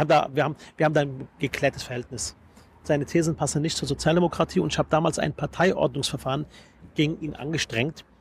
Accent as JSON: {"language": "German", "region": "Berlin", "country": "Germany", "said": "Ich bin Berliner durch und durch"}